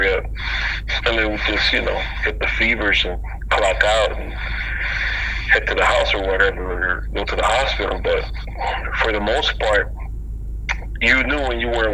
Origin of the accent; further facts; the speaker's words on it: Mayagüez, Puerto Rico; moved away; also born or lived in Florida; I was, you know, born and raised in Puerto Rico